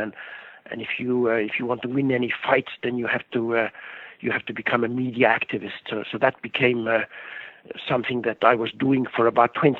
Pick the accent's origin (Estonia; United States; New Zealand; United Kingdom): Estonia; now in Canada; I was born in Estonia where for 50 years we weren't able to talk back against the government.